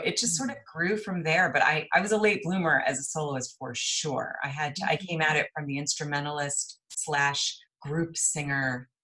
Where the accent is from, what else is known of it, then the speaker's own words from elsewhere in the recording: El Paso, Texas, United States; moved away as an adult; now in Dallas, United States; I'm from El Paso, Texas. And I grew up there